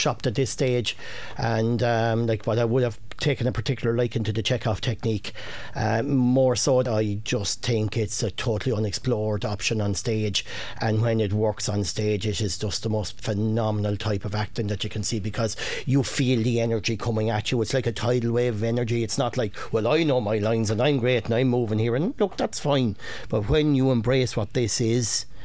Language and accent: English; Coon and Muckalee, Kilkenny, Leinster, Ireland; we're from Coon and Muckalee